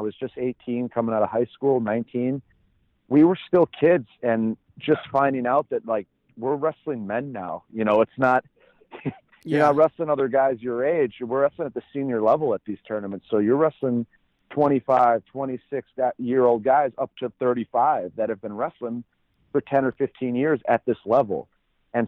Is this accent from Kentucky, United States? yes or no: no; Minnesota, United States; I'm from Minnesota